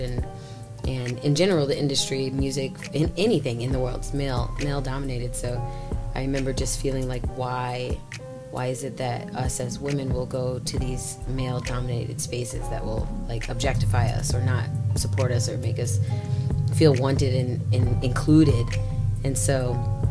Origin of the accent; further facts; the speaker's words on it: Dunlap, Illinois, United States; moved away; also born or lived in Chicago; I'm from Dunlap. It's a really small town outside of Peoria